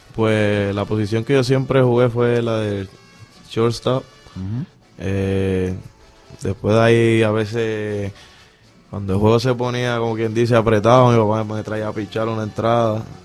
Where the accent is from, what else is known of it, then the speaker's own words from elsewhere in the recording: Mayagüez, Puerto Rico; Yo soy de aquí, de Mayagüez, del residencial Eleonor Rubel